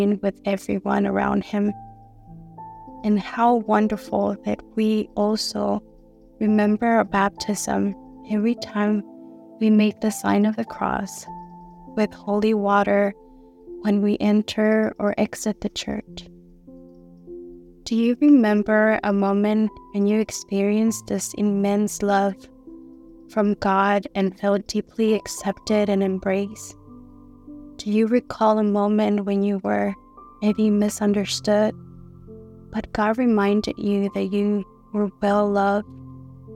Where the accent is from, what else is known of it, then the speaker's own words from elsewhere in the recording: Houston, Texas, United States; I'm from Houston, Texas